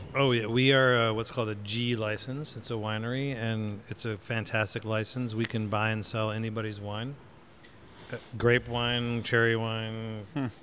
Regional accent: Michigan, United States; moved away; my mother's in town from Michigan, my home state

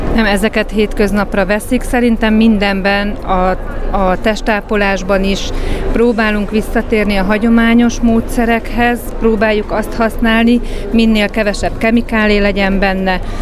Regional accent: Gödöllő, Pest, Hungary; gödöllőiek vagyunk

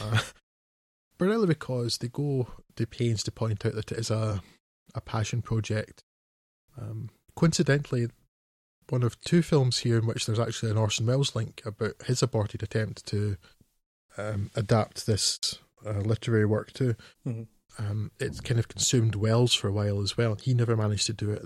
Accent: Scotland, United Kingdom; I'm a Scot, so that's the Scot with the one T.

